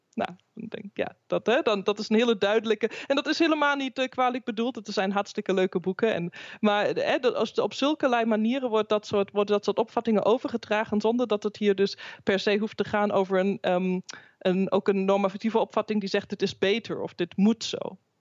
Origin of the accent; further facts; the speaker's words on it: Germany; now in Netherlands; mijn eigen, mijn geboorteland Duitsland